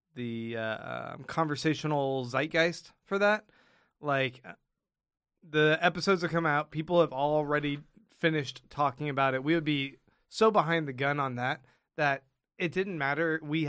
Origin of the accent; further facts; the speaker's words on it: Kansas, United States; born there; now in Austin, United States; Well, I was born in Kansas.